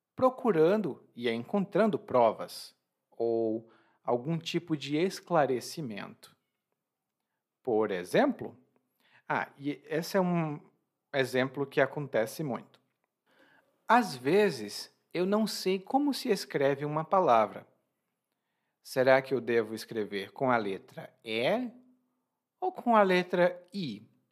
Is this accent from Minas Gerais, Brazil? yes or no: no; Ceará, Brazil; eu considero meu conterrâneo uma pessoa que veio do Ceará, porque é do mesmo estado de onde eu venho